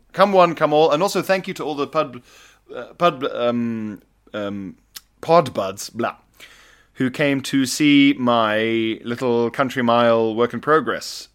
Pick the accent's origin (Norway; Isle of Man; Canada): Isle of Man; I grew up on the Isle of Man with the T T races